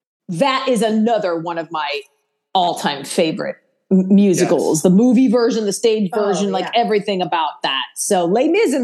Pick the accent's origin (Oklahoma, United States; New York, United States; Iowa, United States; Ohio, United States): Ohio, United States; Akron; I grew up in Akron, Ohio